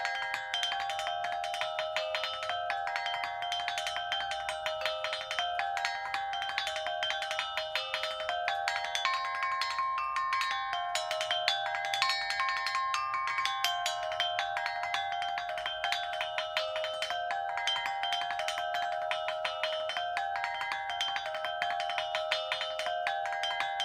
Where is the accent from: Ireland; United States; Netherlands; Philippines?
Philippines; northern Luzon, Cordillera Administrative Region; moved away; I come from the Cordillera region in the northern part of the Philippines